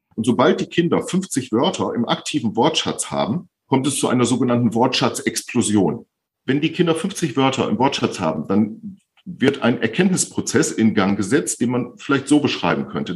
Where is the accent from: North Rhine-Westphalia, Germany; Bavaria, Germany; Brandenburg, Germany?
North Rhine-Westphalia, Germany; Bielefeld; Ich bin 55 Jahre alt, komme aus Bielefeld und bin Logopäde.